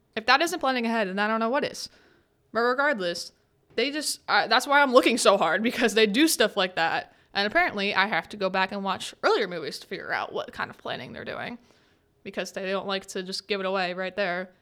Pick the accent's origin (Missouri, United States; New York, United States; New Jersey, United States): New Jersey, United States; that little town of Westview in New Jersey, my home state